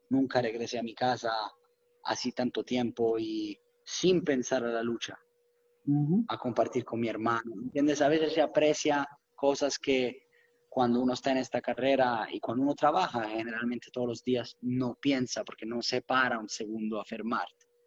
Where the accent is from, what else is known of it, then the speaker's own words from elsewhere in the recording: Rome, Lazio, Italy; Spanish is a second language; moved away as an adult; now in United States; soy nacido y crecido por la verdad en una, ciudad única